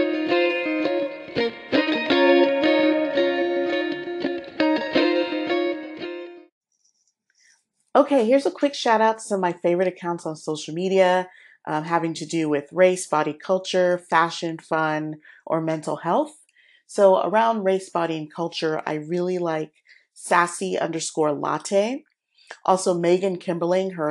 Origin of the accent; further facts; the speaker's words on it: Houston, Texas, United States; my hometown of Houston